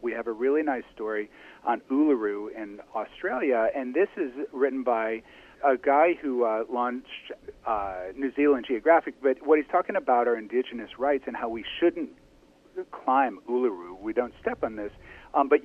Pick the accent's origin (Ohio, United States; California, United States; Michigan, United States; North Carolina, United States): Ohio, United States; Toledo; I grew up in Toledo, Ohio